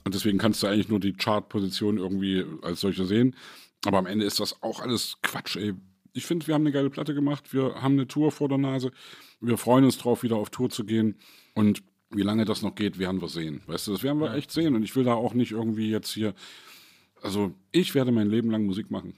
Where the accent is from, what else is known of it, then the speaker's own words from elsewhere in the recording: East Germany, Germany; als Ossi